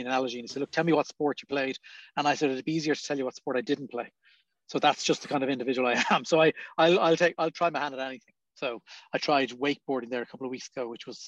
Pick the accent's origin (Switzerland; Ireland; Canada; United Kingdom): Ireland; Dublin, Leinster; We grew up very close to RTE.